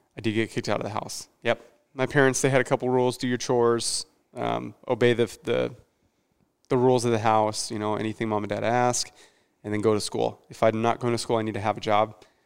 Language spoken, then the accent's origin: English; Mesa, Arizona, United States; moved away as an adult; I grew up raised in the East Valley, so the Gilbert Mesa area is where I, is where I stayed until I was about nineteen